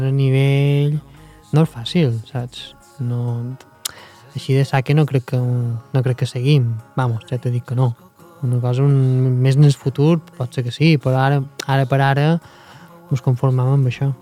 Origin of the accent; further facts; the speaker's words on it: Mallorca, Balearic Islands, Spain; nosaltres som mallorquins